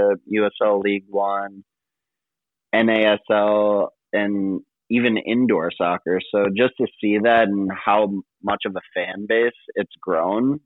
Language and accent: English; Streamwood, Illinois, United States; I'm from Streamwood, Illinois